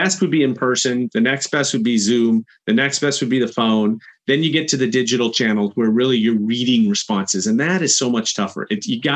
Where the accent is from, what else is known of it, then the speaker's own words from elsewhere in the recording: Chicago, Illinois, United States; I'm from Chicago